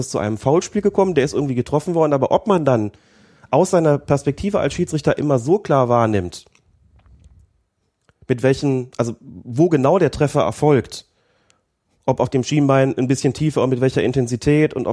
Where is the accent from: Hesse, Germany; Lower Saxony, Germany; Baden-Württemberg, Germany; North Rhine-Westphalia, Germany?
Lower Saxony, Germany; Bad Nenndorf; Ich komme ja aus Bad Nendorf, also einem mhm. Kurort